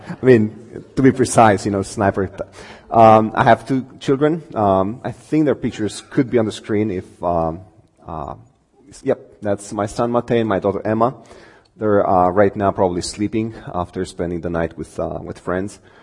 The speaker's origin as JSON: {"language": "English", "country": "Romania", "tie": "born or raised there", "second_language": "English", "moved": "as an adult", "said": "I come from Romania. Um, I've been here uh, less than two years. It'll be tw- two years in, uh, in, on the 29th of this month. Um, grew up there"}